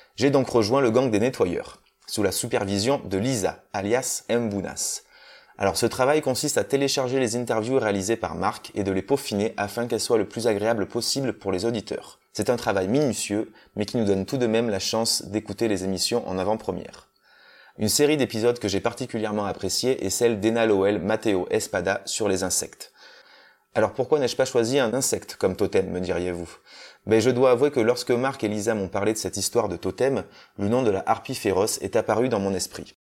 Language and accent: French; Corrèze, Nouvelle-Aquitaine, France; moved away; also born or lived in Toulouse; Je suis originaire de Corrèze